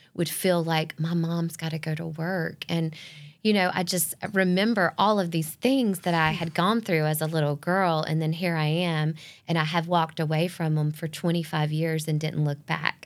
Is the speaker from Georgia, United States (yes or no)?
yes; Northeast Georgia, United States; moved away as an adult; also born or lived in Gainesville, Georgia / Atlanta area / Savannah, Georgia; had no intentions of ever moving back to my hometown